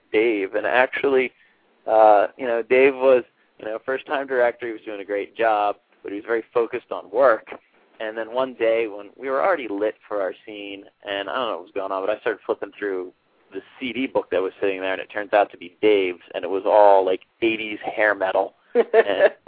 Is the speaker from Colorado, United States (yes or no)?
no; Philadelphia, Pennsylvania, United States; I moved back to my hometown of Philadelphia